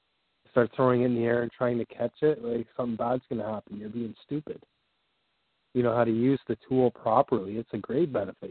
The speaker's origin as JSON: {"language": "English", "country": "Canada", "said": "I'm a Canadian citizen."}